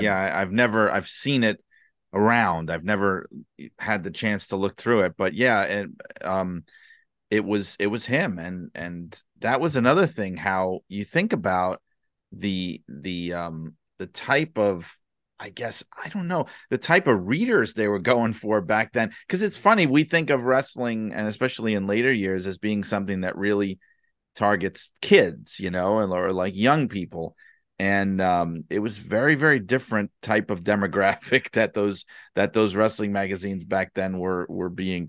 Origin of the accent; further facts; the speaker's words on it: Northeast, United States; I grew up in the Northeast and I wasn't watching wrestling back then